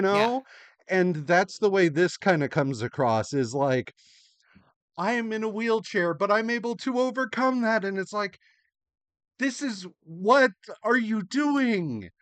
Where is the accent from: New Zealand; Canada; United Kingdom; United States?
United States; as an American